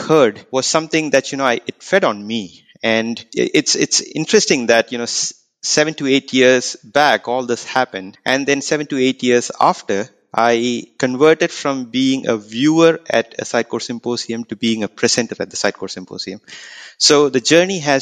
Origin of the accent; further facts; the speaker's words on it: India; now in Auckland, New Zealand; I reside in Auckland, but I'm basically from India